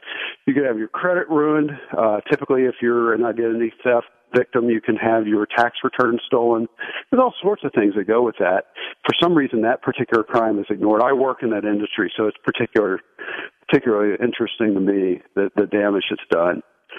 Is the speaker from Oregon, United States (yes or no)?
yes; Portland, Oregon, United States; Good. I'm the refugee from Portland, Oregon.